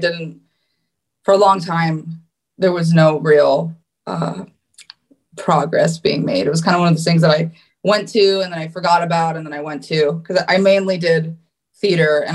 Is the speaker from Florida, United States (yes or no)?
yes; West Palm Beach, Florida, United States; also born or lived in Hackensack, New Jersey; I was born in Hackensack, New Jersey, and I was raised in West Palm Beach, Florida.